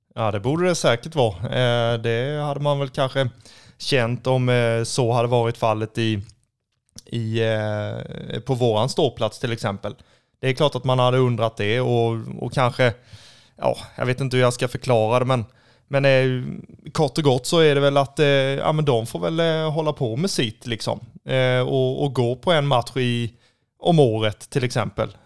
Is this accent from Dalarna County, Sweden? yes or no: no; Kalmar, Kalmar County, Sweden; om jag är uppvuxen och född i Kalmar